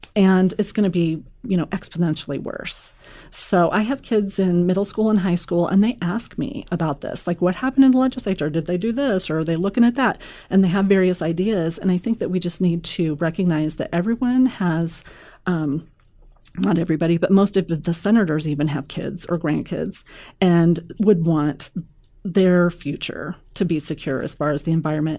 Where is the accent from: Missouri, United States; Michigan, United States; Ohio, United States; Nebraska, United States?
Nebraska, United States; Omaha; I'm from Millard